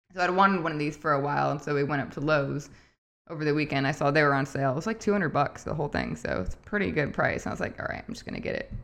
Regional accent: Midwest, United States; also born or lived in upstate New York; now in Michigan, United States; I grew up in the Midwest. Well, I'm from upstate New York, but growing up in the Midwest

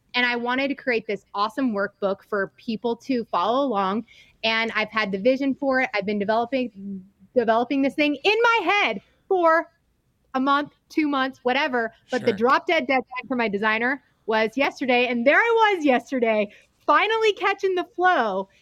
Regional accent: Reno, Nevada, United States; also born or lived in East Coast / Salt Lake City; I'm from Reno, Nevada.

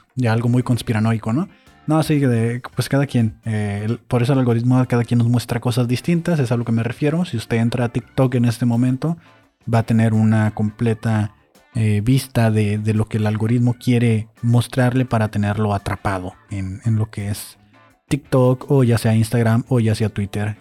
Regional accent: Mexico; Así somos los mexicanos

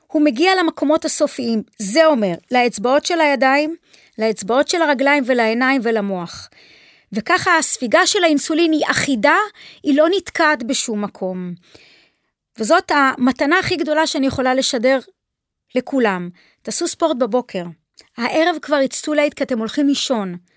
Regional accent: Haifa, Haifa District, Israel; נולדתי בחיפה, שם נולדו לי ילדיי, שם אימי נולדה.

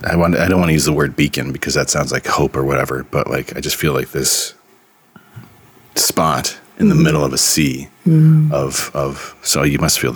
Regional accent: United States; As an American

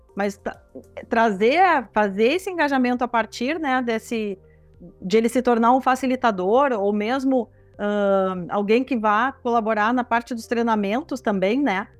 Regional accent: Rio Grande do Sul, Brazil; Sou aqui do Rio Grande do Sul

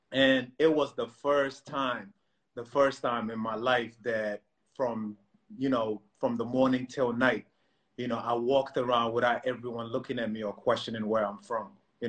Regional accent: Croydon, London, United Kingdom; I come from Africa. I come from South Norwood. I come from Croydon. You know what I mean? I go to Brixton.

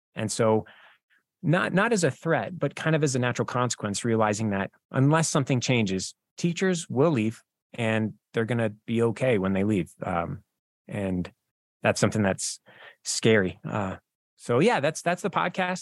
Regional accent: Wyoming, United States; I'm from Wyoming

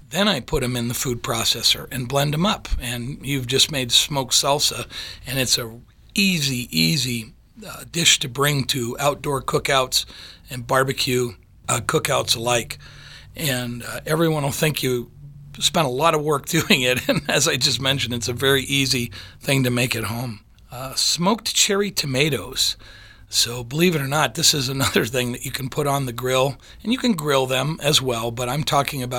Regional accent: Michigan, United States; when I grew up in Michigan

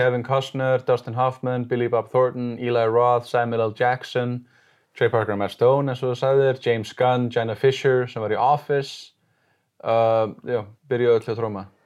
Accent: Sweden; now in Iceland; ég orðst upp í Svíþjóð

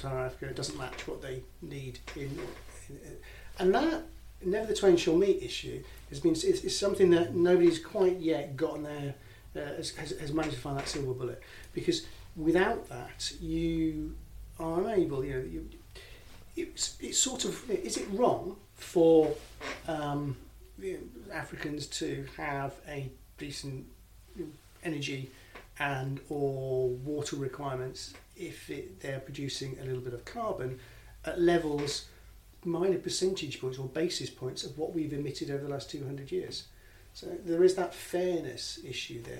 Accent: Hull, Yorkshire and the Humber, United Kingdom; moved away; I'm from Hull originally

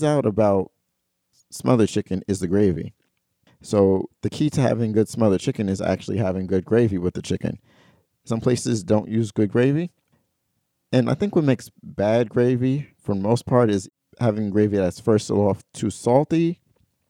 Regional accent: New York City, New York, United States; We're both from Brooklyn

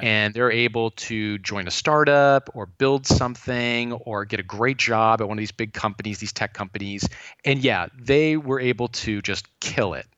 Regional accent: Thousand Oaks, California, United States; I grew up in Thousand Oaks, California

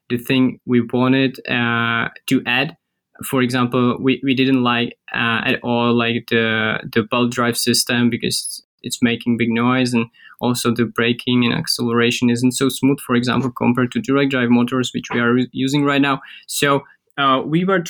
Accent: Czechia; we are from Central Europe, we can say Czech Republic

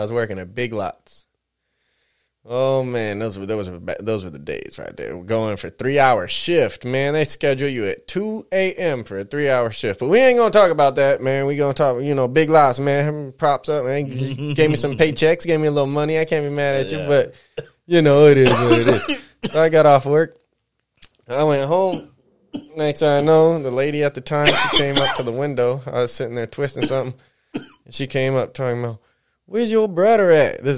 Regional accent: San Bernardino, California, United States; we're right here from the San Bernardino. Mostly grew up over in this way

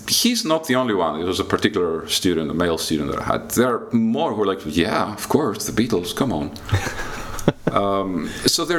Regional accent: Greece; moved away as an adult; also born or lived in Athens / London; now in Lithuania; I was a kid growing up in Greece in the mid-80s

